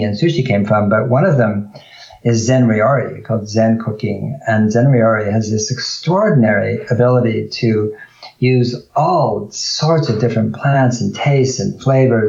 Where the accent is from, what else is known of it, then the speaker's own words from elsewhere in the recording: California, United States; being a native Californian, fifth generation